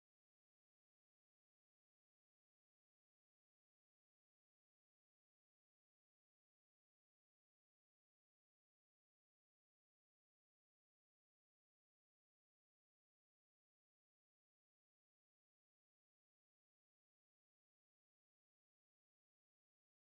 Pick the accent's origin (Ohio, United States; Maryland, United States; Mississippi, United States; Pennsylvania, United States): Mississippi, United States; Jackson; Jackson, Mississippi